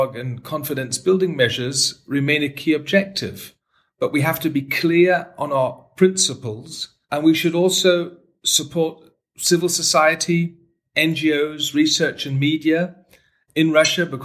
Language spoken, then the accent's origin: English; Germany; In my home country, Germany